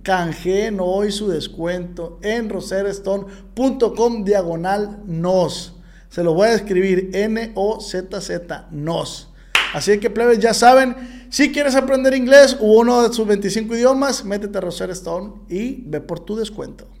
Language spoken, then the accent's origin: Spanish; Mexico; yo como mexicano